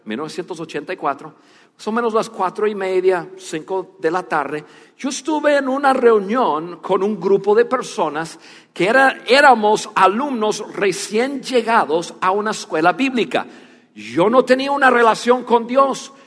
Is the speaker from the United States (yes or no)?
yes; United States; first language English; Spanish is a second language; moved away as an adult; also born or lived in Dallas, Texas; now in Mexico; yo soy más mexicano que, que, que norteamericano